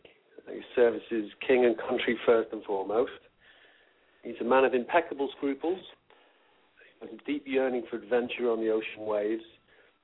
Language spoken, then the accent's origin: English; Northern England, United Kingdom; I used to perform when I was a kid in my hometown in Northern England